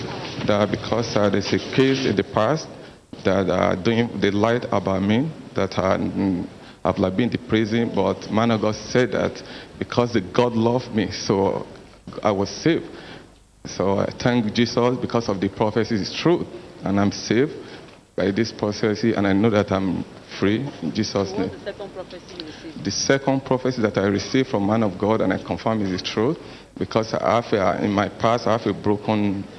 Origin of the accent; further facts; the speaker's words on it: Toronto, Ontario, Canada; That I'm from Toronto, Canada.